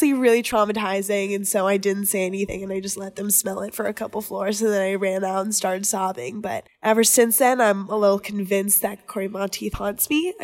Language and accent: English; Los Angeles, California, United States; I'm from Los Angeles, California